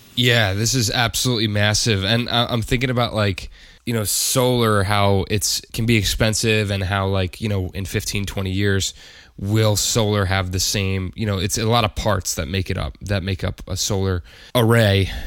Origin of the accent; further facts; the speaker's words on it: United States; as an American